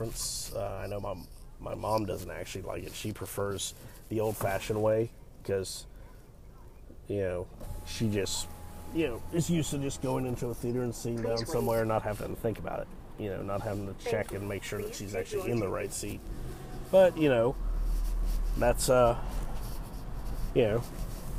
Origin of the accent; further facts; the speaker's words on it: United States; accent: American; once he heard my accent, he was like, oh yeah, stupid American